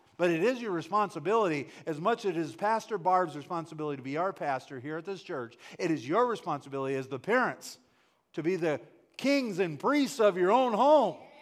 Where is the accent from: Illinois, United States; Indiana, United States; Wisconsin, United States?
Wisconsin, United States; I grew up in Wisconsin